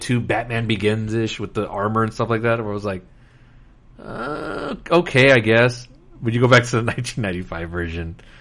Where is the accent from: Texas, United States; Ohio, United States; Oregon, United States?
Texas, United States; Laredo; I'm from Laredo, Texas, so I remember seeing this. We used to have a movie theater in the mall